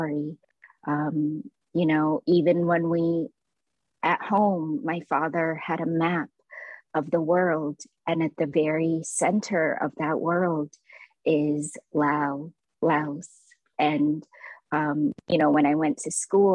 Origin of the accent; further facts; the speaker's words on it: Toronto, Ontario, Canada; also born or lived in Lao refugee camp, Thailand; I grew up in the Kiel and Eglinton West area, and everyone around me was an immigrant or a refugee